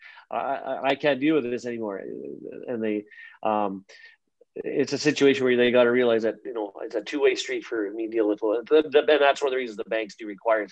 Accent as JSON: {"language": "English", "town": "Meadow Lake", "region": "Saskatchewan", "country": "Canada", "tie": "born or raised there", "also_born_or_lived": "Nova Scotia", "moved": "as an adult", "lives_now": "Saskatoon, Canada", "said": "I'm originally from Meadow Lake, Saskatchewan. I grew up there, and I've been in Saskatoon now for a good 15 years or so."}